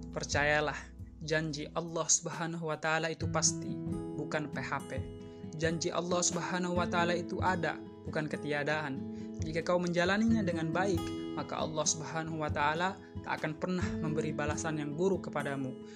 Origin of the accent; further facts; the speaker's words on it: East Nusa Tenggara, Indonesia; moved away as an adult; now in Sumbawa, Indonesia; asal saya dari NTT